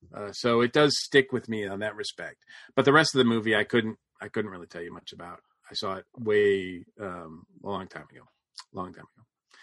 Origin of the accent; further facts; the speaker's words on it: Northern Massachusetts, United States; as a white boy growing up in Northern Massachusetts